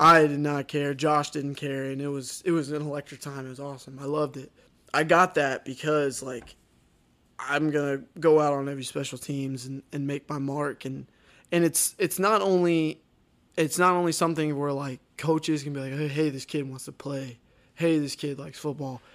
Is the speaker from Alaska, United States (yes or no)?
no; Texas, United States; moved away as an adult; also born or lived in Ohio; the people I grew up in Texas